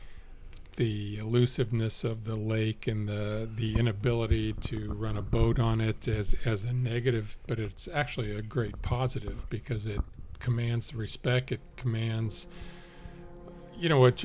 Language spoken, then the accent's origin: English; Ohio, United States; I'm from Ohio